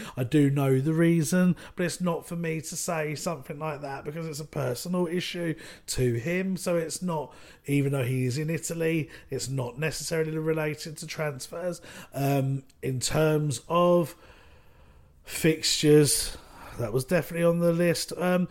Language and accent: English; Ireland; Yeah, possibly. Although Celtic, as an Irishman...